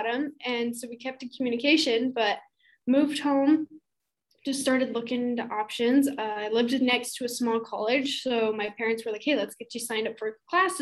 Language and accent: English; Utah, United States; moved away as an adult; also born or lived in Idaho; now in Maricopa, United States; I currently live in a little town called Maricopa. It's in Arizona. I'm originally from Utah and went to school in Idaho.